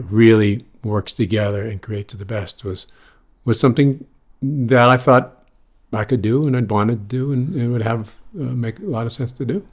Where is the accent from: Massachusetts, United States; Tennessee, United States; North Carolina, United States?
Massachusetts, United States; Boston; moved away as an adult; also born or lived in New York City; I grew up in Boston, North Shore of Boston